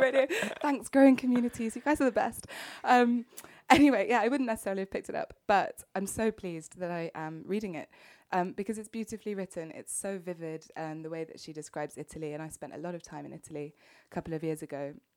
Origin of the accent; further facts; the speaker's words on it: United Kingdom; being a Brit through and through